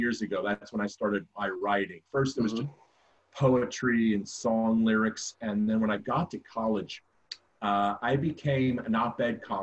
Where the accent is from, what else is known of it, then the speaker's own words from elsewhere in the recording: southern New Jersey, United States; moved away as an adult; also born or lived in Camden, New Jersey / Atco, New Jersey / Delran, New Jersey / Belmar, New Jersey; now in Philadelphia, United States; I was born and raised in southern New Jersey